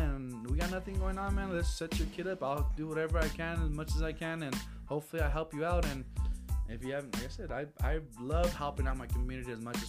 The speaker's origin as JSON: {"language": "English", "town": "Las Cruces", "region": "New Mexico", "country": "United States", "tie": "born or raised there", "said": "I cannot play in my hometown. That's ridiculous. I cannot play in Cruces."}